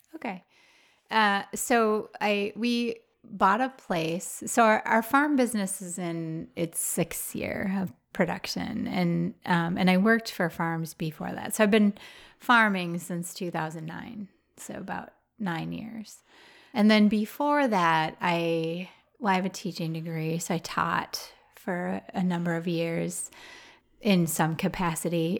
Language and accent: English; Roseville, Minnesota, United States; now in Wisconsin, United States; I grew up in Roseville, which is a suburb of Saint Paul